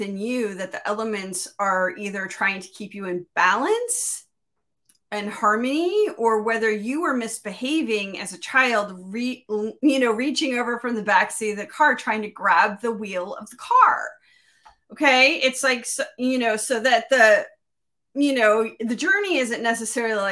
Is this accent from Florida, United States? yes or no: yes; Miami, Florida, United States; also born or lived in Pacific Northwest; now in Midwest, United States; I grew up in Miami